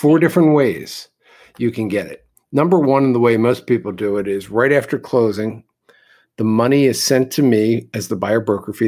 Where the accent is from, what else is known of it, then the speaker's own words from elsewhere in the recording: Philadelphia, Pennsylvania, United States; I am from the East Coast in Philadelphia, where my grandfather owned real estate. My parents were both in the real estate business.